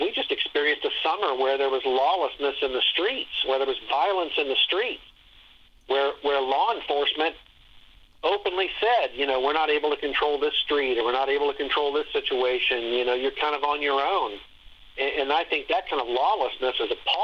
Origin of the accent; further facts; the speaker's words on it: Dayton, Ohio, United States; now in Columbus, United States; Dayton's actually my hometown. And, I live in Columbus area now, but for many years. But I grew up in Dayton